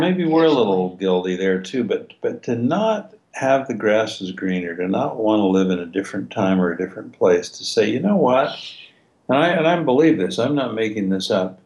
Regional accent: Logan, United States; I grew up in Logan, sleepy little town

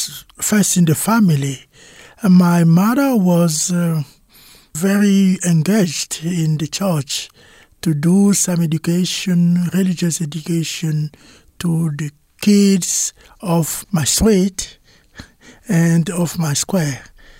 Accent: Kinshasa, DR Congo; first language Lingala; English is a second language; I was born in Kinshasa, in DRC, and I was in the school, primary school, secondary school in Kinshasa. And I did one part of my study at a university, a Catholic university of the Congo in Kinshasa.

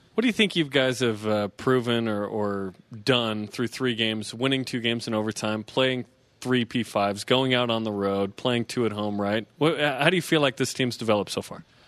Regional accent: West Jordan, Utah, United States; I'm from West Jordan

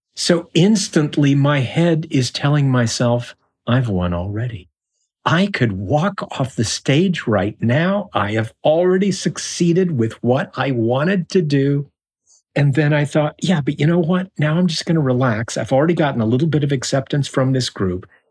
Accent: Tucson, Arizona, United States; moved away as an adult; also born or lived in Kansas City, Missouri / New York; now in Los Angeles, United States; I was born in Kansas City, Missouri, and we moved to Arizona

